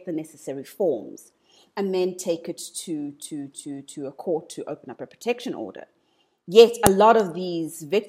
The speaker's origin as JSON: {"language": "English", "country": "South Africa"}